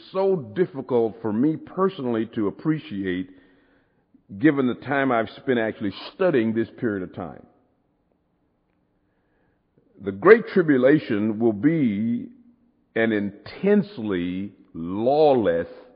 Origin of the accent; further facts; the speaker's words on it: United States; I'm an American